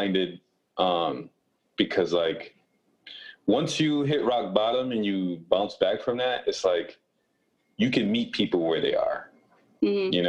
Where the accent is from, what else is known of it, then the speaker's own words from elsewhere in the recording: Rochester, New York, United States; also born or lived in Buffalo, New York; I was born and raised in Rochester, New York.